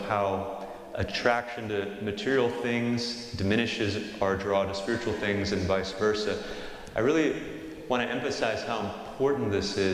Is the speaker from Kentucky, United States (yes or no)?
no; St. Joseph, Missouri, United States; I'm from St. Joe originally